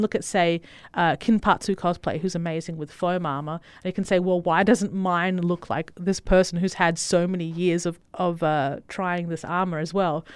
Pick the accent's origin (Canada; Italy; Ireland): Italy; moved away; I was born in Italy